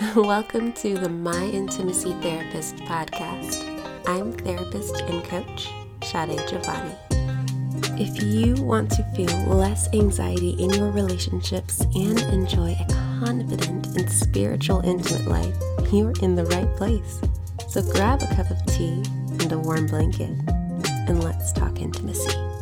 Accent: Connecticut, United States; I grew up in Connecticut

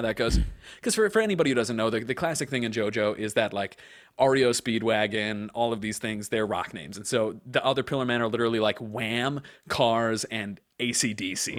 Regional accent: Long Island, New York, United States; I grew up on Long Island

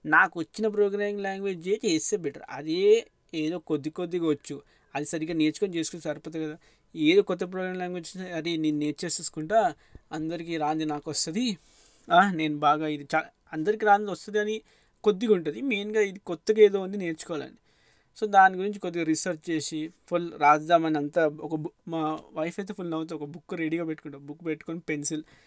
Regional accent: Hyderabad, Telangana, India; మన చిన్నప్పుడు అప్పుడు నేను హైదరాబాద్లో ఉంటే

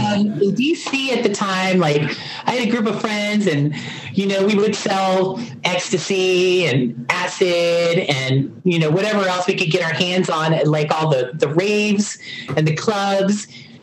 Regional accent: Montgomery County, Maryland, United States; also born or lived in Beaver Falls, Pennsylvania; I grew up in the Washington, D.C. area, right outside of Montgomery County, Maryland.

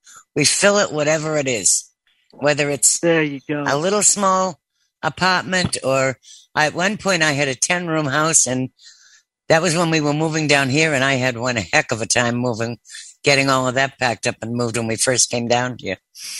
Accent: Boston, Massachusetts, United States; I'm originally from the Boston area. We have a thing about, we're not going to get into the explanation of when we use the letter R and when we don't.

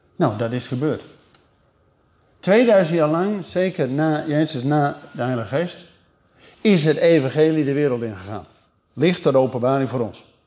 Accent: Netherlands; wij keken als Nederlanders

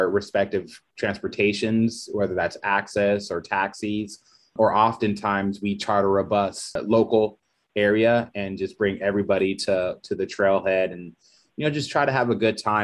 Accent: San Diego, California, United States; moved away; I'm originally from San Diego

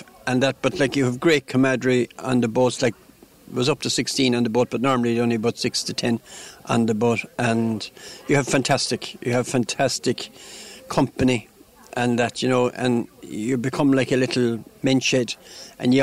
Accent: Limerick, Munster, Ireland; I was born in Limerick

